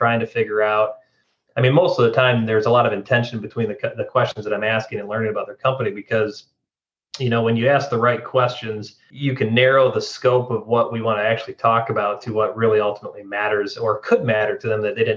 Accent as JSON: {"language": "English", "region": "West Michigan", "country": "United States", "tie": "born or raised there", "moved": "as an adult", "said": "my wife and I are thrilled to be home where we grew up here in West Michigan"}